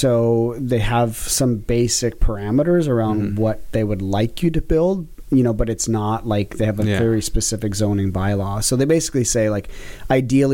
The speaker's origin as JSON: {"language": "English", "region": "Alberta", "country": "Canada", "moved": "yes", "lives_now": "Toronto, Canada", "said": "I'm from Alberta"}